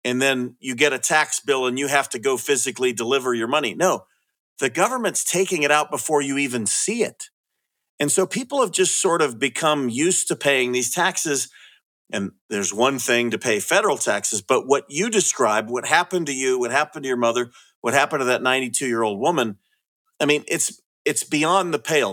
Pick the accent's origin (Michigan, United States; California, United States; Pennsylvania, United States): California, United States; moved away; I'm from California